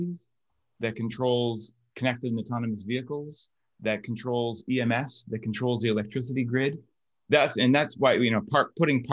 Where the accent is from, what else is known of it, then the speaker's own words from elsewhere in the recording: Canada; I'm Canadian